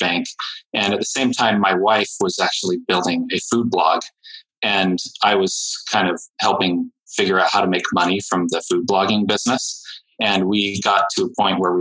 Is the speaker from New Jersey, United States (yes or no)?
no; Utah, United States; my home state in Utah